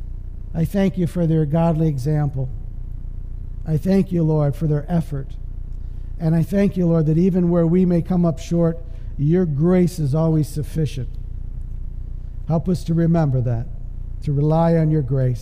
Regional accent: Canada; moved away; I'm from Canada

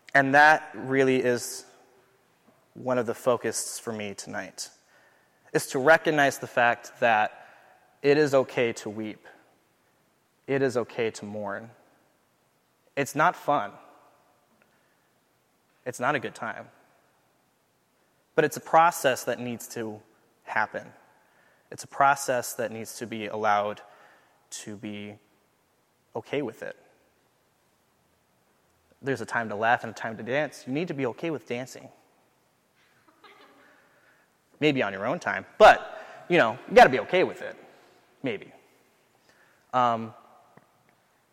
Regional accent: Southern California, United States; moved away as an adult; now in St. Paul, United States; I'm from Southern California

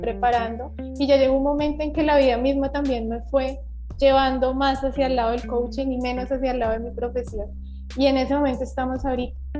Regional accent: Bogotá, Colombia; now in Valledupar, Colombia; yo soy de Bogotá, pero en este momento te saludo desde Valledupar. Estoy viviendo aquí en la capital vallenata.

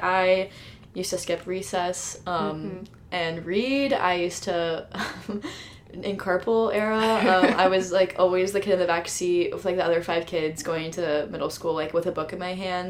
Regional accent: Dallas, Texas, United States; moved away as an adult; also born or lived in Iowa; I'm actually from Dallas, Texas.

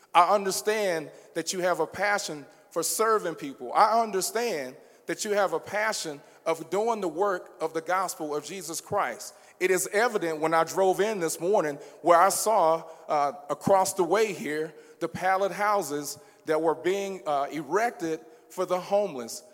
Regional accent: Baton Rouge, Louisiana, United States; I am from Baton Rouge

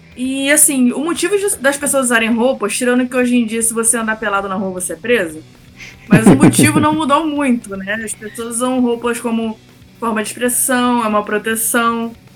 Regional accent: Rio de Janeiro, Brazil; eu sou do Rio de Janeiro

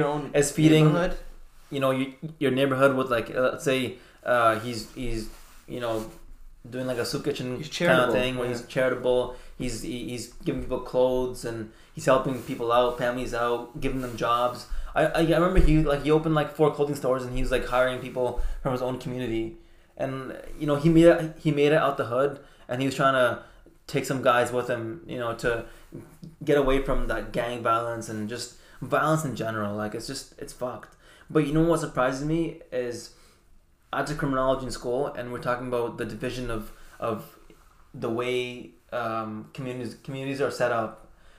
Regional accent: Afghanistan; now in Canada; when I came to Canada from Afghanistan, like, I didn't have much, you know, and I could have easily went a different route.

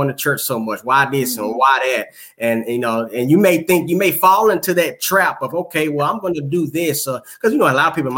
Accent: Houston, Texas, United States; I'm from Houston, Texas

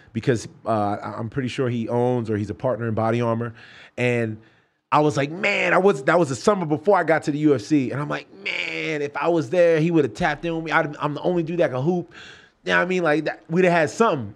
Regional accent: New York City, New York, United States; also born or lived in Brooklyn, New York; now in Florida, United States; I'm from Brooklyn. Grew up in Queens

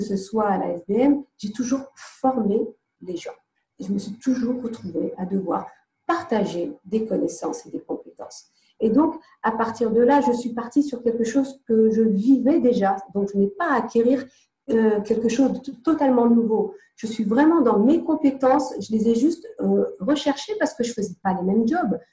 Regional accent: Nantes, Pays de la Loire, France; moved away as an adult; also born or lived in London / Morocco (family); now in Côte d'Azur, France; À vingt et un ans, euh, je suis partie de Nantes, euh, avec cinquante francs dans les poches et je suis partie à Londres

